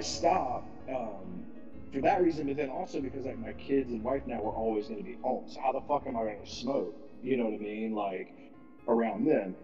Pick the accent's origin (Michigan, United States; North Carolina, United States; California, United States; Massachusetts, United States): North Carolina, United States; Winston-Salem; moved away; also born or lived in New Hampshire; I moved from Winston Salem, like where RJR. That's where I'm from.